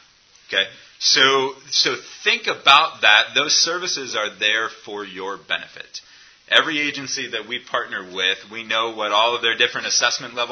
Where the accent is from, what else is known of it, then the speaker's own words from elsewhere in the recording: United States; as an American